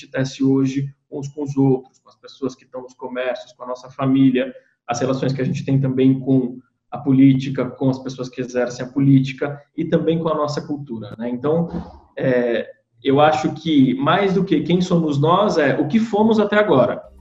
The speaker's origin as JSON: {"language": "Portuguese", "country": "Brazil"}